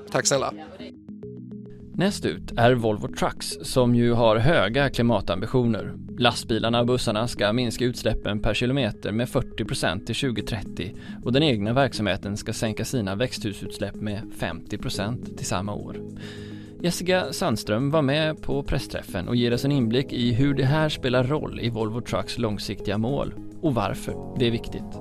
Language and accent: Swedish; Gothenburg, Västra Götaland, Sweden; Jag är så himla stolt att det händer i min hemstad och i mitt hemland.